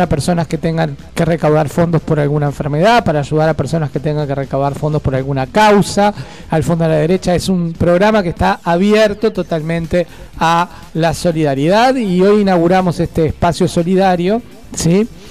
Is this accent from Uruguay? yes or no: yes; Montevideo, Uruguay; Yo nací en Goe, después viví enfrente a Vivo, o sea, tengo los dos barrios ahí